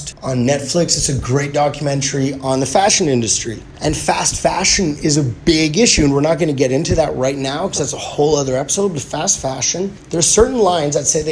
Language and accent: English; Winnipeg, Manitoba, Canada; being from Winnipeg